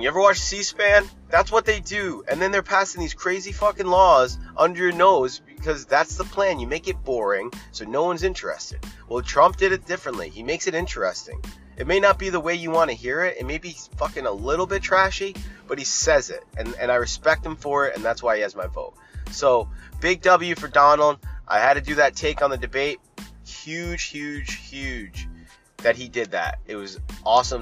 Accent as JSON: {"language": "English", "region": "Rhode Island", "country": "United States", "said": "I'm from Rhode Island"}